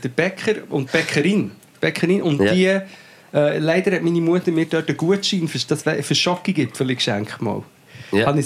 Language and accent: German; Portugal; moved away; meine Kindheit in Portugal verbracht.